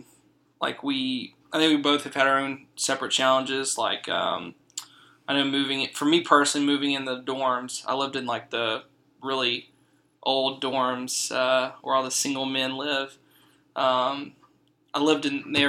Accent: Louisiana, United States; now in Fort Worth, United States; I'm from Louisiana. We're both here in Fort Worth.

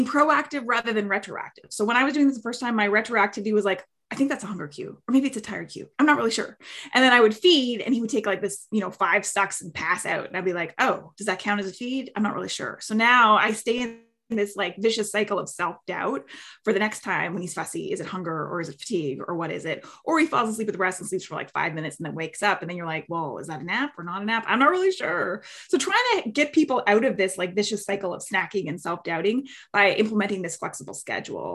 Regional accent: Canada; now in Bay Area, United States; I'm from Canada originally, but I'm located in the Bay Area.

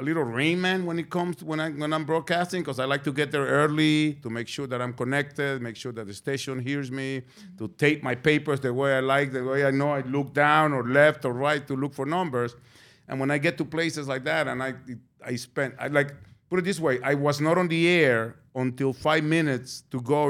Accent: New York City, New York, United States; I'm a New Yorker

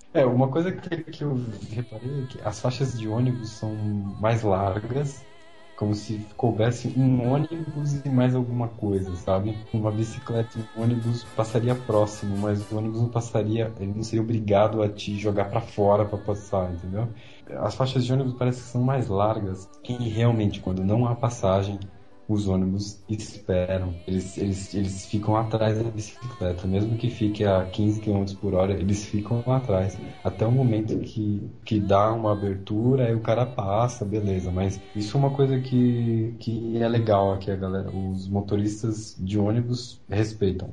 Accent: São Paulo, Brazil; moved away as an adult; also born or lived in Paris region, France; now in France; Eu nasci em São Paulo e morava na região ali da Paulista. Eu sempre morei por ali

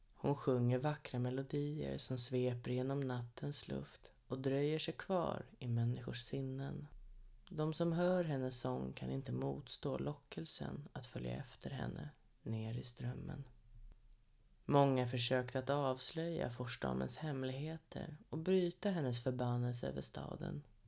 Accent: Sorunda, Stockholm County, Sweden; Sorunda. Ja, där är jag född och uppvuxen

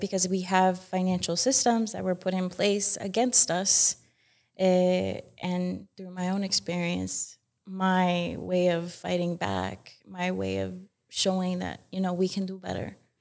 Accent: Utah, United States; born or raised there

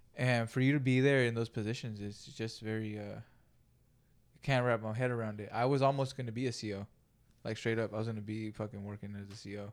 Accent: Greenfield, California, United States; moved away; I grew up in Greenfield, California

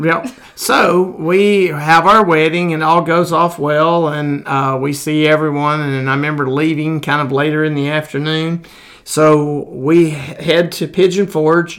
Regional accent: Crane Hill, Alabama, United States; I grew up in Jones Chapel in Crane Hill

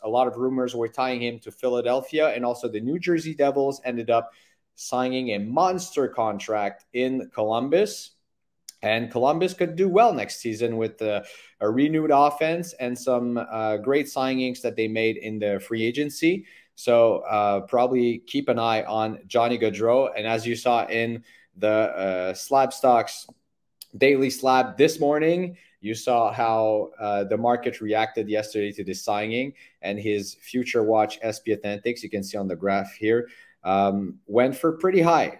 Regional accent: Montreal, Quebec, Canada; right here in my hometown of Montreal

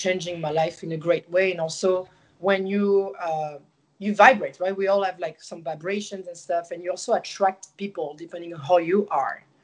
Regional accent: Marseille, Provence-Alpes-Côte d'Azur, France; English is a second language; moved away as an adult; now in United States; I'm from Marseille and we have like a lot of culture from like the Mediterranean like food

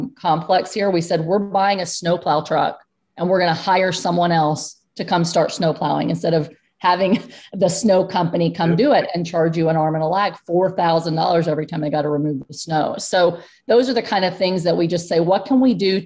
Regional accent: Texas, United States; now in Pennsylvania, United States; I'm from Texas

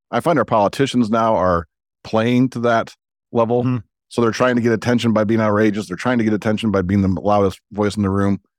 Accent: Chicago, Illinois, United States; I grew up in the Jordan era

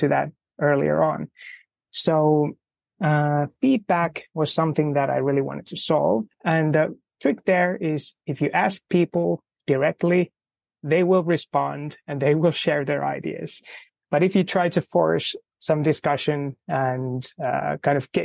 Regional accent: Finland; I'm from Finland

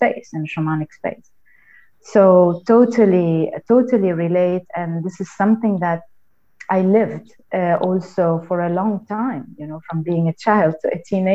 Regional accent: Lebanon; I'm from Lebanon. I grew up in Lebanon

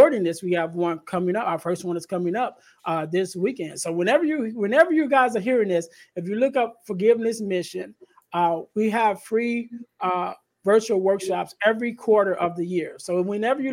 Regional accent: Chicago, Illinois, United States; I'm in the area, because I'm from Chicago

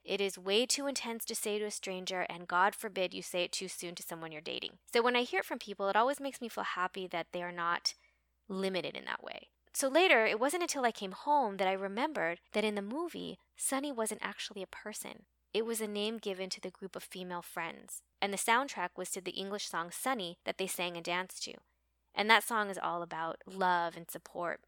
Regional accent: United States; we're American

